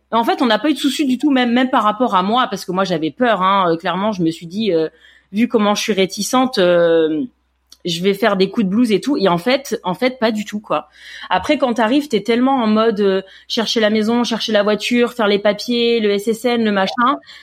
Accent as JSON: {"language": "French", "town": "Grasse", "region": "Provence-Alpes-Côte d'Azur", "country": "France", "also_born_or_lived": "Paris, France", "moved": "as an adult", "lives_now": "California, United States", "said": "moi et mon mari, hein, tous les deux, on est on est de la Côte d'Azur, on est de Grasse"}